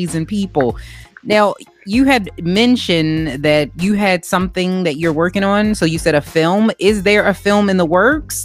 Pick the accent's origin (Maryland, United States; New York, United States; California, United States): Maryland, United States; Baltimore; I'm from Baltimore